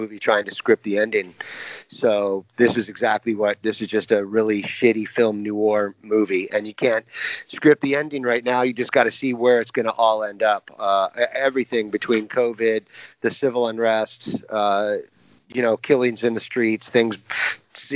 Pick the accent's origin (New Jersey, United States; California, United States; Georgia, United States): California, United States; I'm born and raised in Cali. So that's where I'm at. You know, I'm born and raised here.